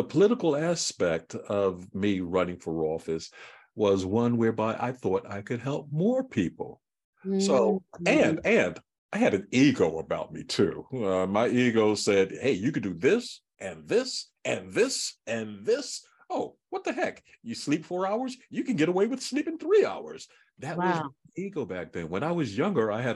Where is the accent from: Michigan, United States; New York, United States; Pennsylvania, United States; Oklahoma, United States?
Pennsylvania, United States; Philadelphia; I grew up in Philadelphia, North Philadelphia